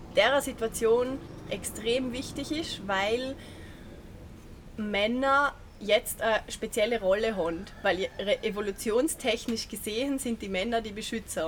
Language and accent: German; Vorarlberg, Austria; wie man vielleicht gehört, komme ich aus Vorarlberg